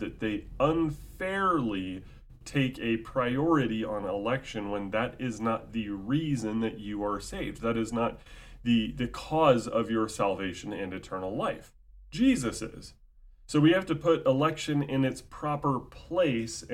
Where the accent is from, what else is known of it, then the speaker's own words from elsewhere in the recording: United States; born and raised in the United States of America